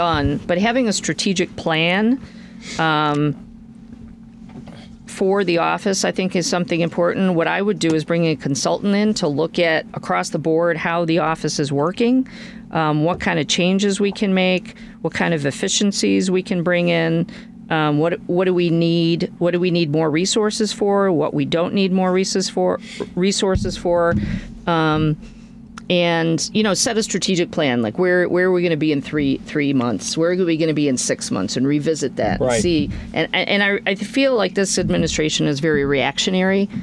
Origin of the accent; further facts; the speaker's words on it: Chicago, Illinois, United States; I am a Southsider. I grew up on the South Side.